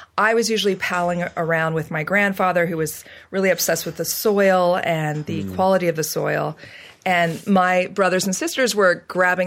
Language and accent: English; Central Valley, California, United States; I was born and raised in California, and I was raised and you know, bred basically in the farm belt of California. It's the Central Valley